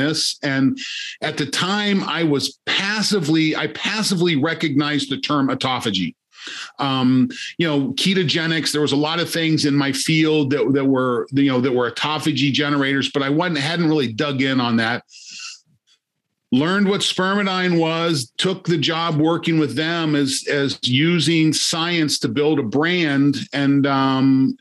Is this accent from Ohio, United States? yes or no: yes; Ohio, United States; I grew up in Ohio